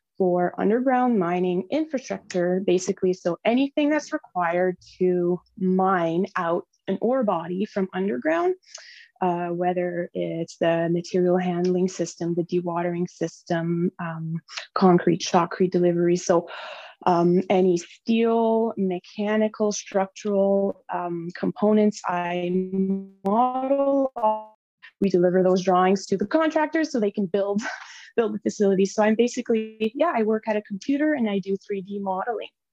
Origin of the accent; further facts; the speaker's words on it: Noelville, Ontario, Canada; now in Temagami, Canada; I come from originally from the French River area in Ontario, um, small town called Noelville. So I grew up there again, population maybe 500